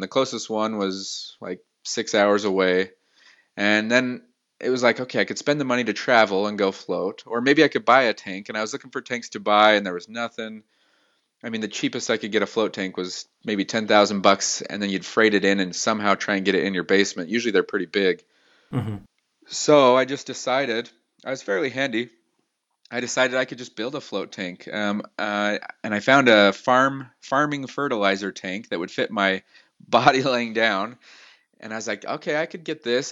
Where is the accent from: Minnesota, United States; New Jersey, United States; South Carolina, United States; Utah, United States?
Utah, United States; Salt Lake City; also born or lived in Los Angeles / San Francisco; born and raised in Salt Lake